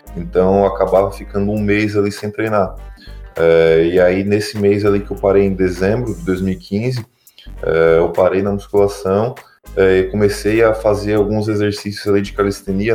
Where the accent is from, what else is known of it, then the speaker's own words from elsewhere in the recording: Tubarão, Santa Catarina, Brazil; eu sou de natural aqui de Tubarão, em Santa Catarina